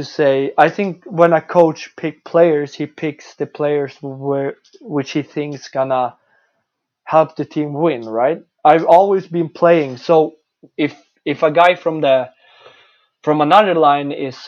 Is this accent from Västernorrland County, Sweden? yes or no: yes; Örnsköldsvik, Västernorrland County, Sweden; English is a second language; moved away; also born or lived in Canada; That's my hometown. It's Örnsköldsvik hockey.